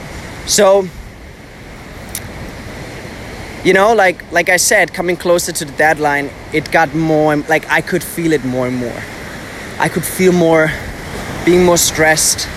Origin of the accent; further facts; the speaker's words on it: Bamberg, Bavaria, Germany; English is a second language; moved away as an adult; also born or lived in near Munich, Germany; now in Dubai, United Arab Emirates; I spent some time at my family's place in my hometown in Bamberg, because I was actually living abroad more in the south, close to Munich.